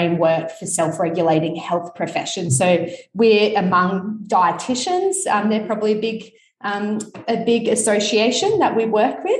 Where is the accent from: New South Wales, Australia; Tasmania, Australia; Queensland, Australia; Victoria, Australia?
Queensland, Australia; Sunshine Coast; now in Brisbane, Australia; I grew up and studied on the Sunshine Coast